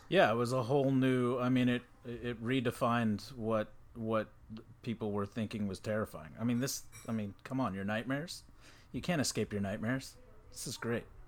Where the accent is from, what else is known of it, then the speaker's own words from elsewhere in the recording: Texas, United States; I'm from Texas